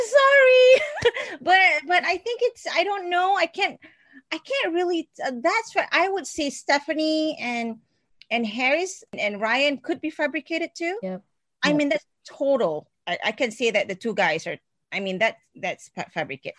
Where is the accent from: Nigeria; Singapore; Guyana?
Singapore; moved away as an adult; I am a Singaporean and I, I um, I've been here for 20 years